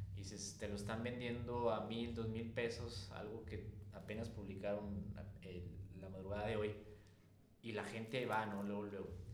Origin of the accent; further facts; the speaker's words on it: Mexico; nuestro país